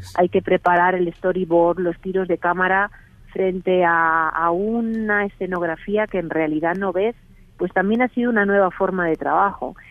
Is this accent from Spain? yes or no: yes; Spain; accent: Spanish (Spain); moved away as an adult; now in Mexico; aunque tengo acento español, llevo aquí 18 años